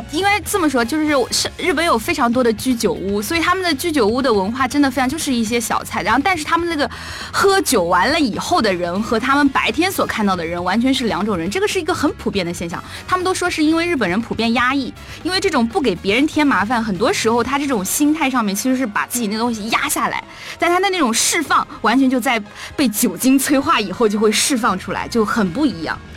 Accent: Nanjing, Jiangsu, China; 因为我是南京人

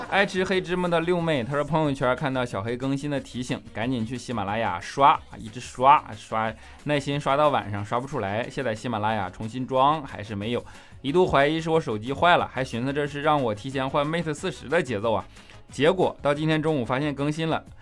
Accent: Northeast China, China; moved away; 我是东北人

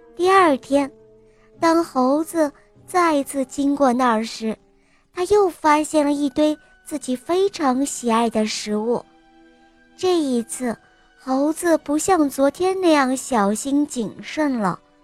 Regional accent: Hohhot, Inner Mongolia, China; 我来自乌合的浩特，是，我今年六岁了

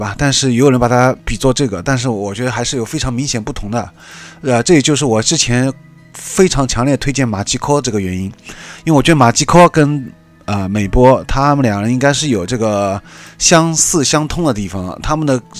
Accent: China; 作为一个中国人来说，你可以完全完全听不懂他的一句日文歌词

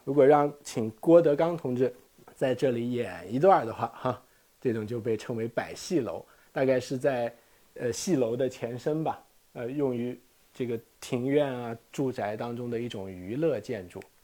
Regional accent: China; 我们中国人都是洗地而做的

